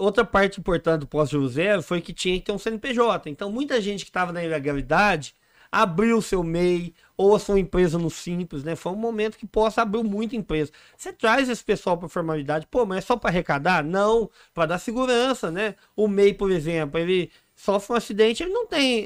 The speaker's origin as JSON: {"language": "Portuguese", "town": "São Sebastião do Paraíso", "region": "Minas Gerais", "country": "Brazil", "moved": "as an adult", "lives_now": "Poços de Caldas, Brazil", "said": "estava empreendendo lá na minha cidade, São Sebastião do Paraíso"}